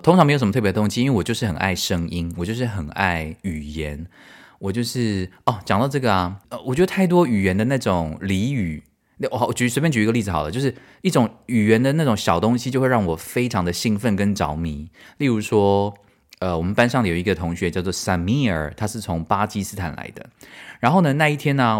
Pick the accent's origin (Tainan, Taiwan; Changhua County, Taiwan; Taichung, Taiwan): Tainan, Taiwan; moved away as an adult; also born or lived in Paris, France; now in Germany; 我们台南人早餐都吃什么